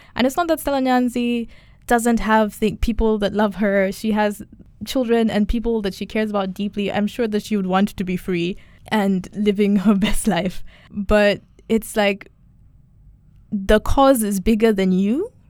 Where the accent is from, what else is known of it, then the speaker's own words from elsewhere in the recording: Kenya; I'm Kenyan, I'm East African